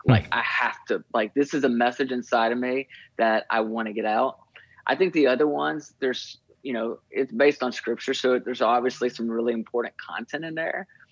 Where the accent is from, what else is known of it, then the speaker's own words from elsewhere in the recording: Nashville, Tennessee, United States; moved away as an adult; also born or lived in Kentucky; now in Plymouth, Michigan, United States; I moved to Nashville, which is was my hometown